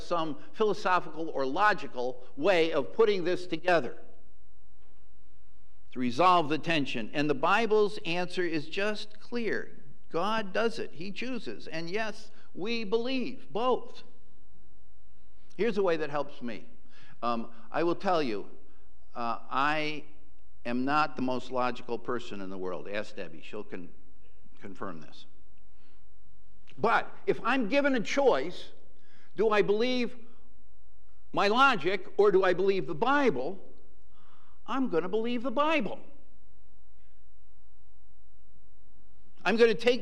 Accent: Western Massachusetts, United States; the church in which I was raised in Western Massachusetts

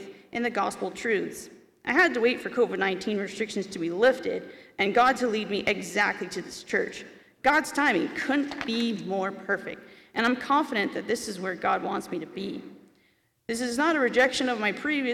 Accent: Dundrell, Ontario, Canada; I grew up in Dundrell

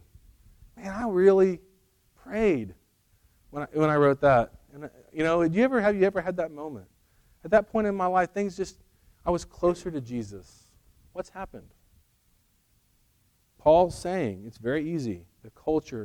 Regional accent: Edmond, Oklahoma, United States; moved away as an adult; also born or lived in Colorado; now in Edmond, United States; We grew up in Edmond, very materialistic.

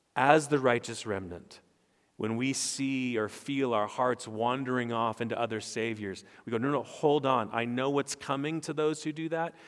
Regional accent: Stockton, California, United States; I was born in Stockton, California.

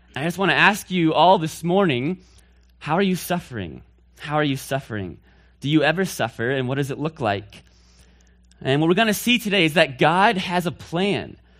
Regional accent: Northfield, Massachusetts, United States; I'm from Northfield, Massachusetts. That's where I hail from

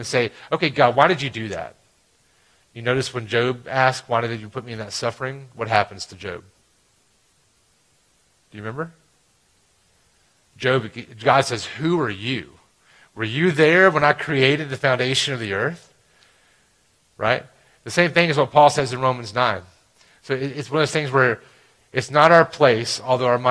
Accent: Alabama, United States; I grew up in Alabama, and I played baseball in Alabama.

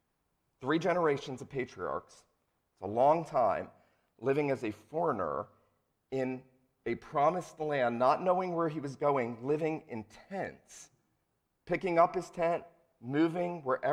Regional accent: St. Simons Island, Georgia, United States; also born or lived in Asheville; I grew up on St. Simon's Island, Georgia, lived in Asheville, North Carolina.

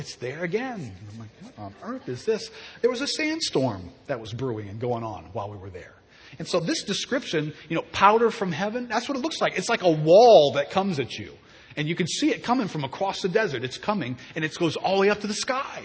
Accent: Southeast Louisiana, United States; I'm from Southeast Louisiana

